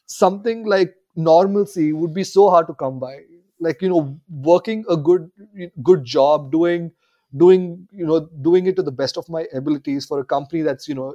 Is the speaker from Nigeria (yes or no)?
no; India; growing up in India